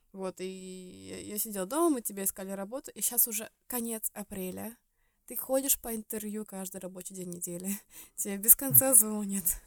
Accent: Estonia; moved away as an adult; now in Sweden; мы жили в Эстонии, потому что я из Эстонии

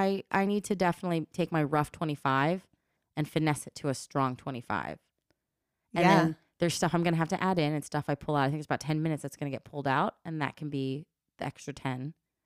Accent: Los Angeles, California, United States; I need to work more on stuff about my childhood and growing up in the Valley and growing up in LA.

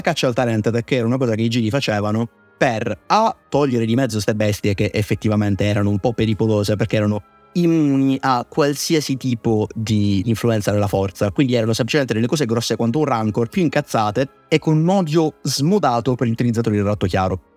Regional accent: Southern Italy, Italy; da terrone

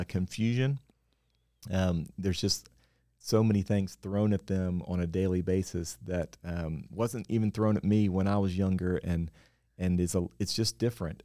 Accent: West Virginia, United States; moved away as an adult; now in Nashville, United States; I grew up in West Virginia

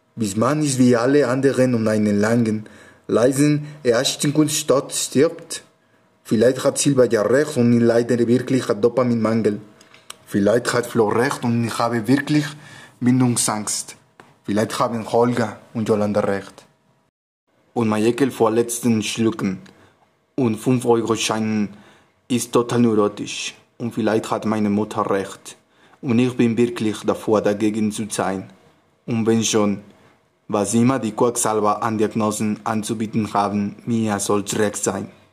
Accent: Mexico City, Mexico; German is a second language; ich komme aus Mexiko-Stadt

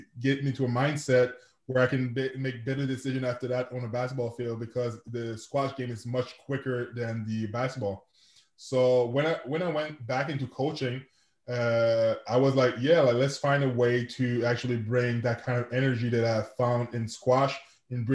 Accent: Quebec City, Quebec, Canada; first language French; English is a second language; I'm from Quebec City, Canada. I'm a francophone, so je parle français. That's my first language.

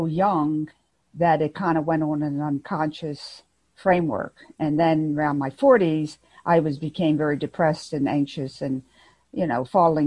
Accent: Baltimore, Maryland, United States; now in North Carolina, United States; I grew up in Baltimore, Maryland

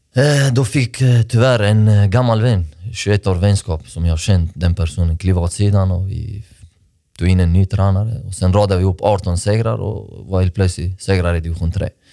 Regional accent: Malmö, Skåne, Sweden; för jag är uppväxt i Rosengård. Jag landade i Malmö, i Sverige, 20, 2002.

